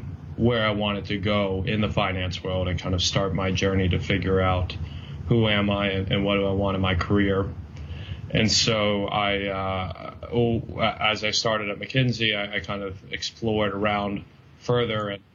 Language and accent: English; San Diego, California, United States; also born or lived in London; I grew up in San Diego and went to Stanford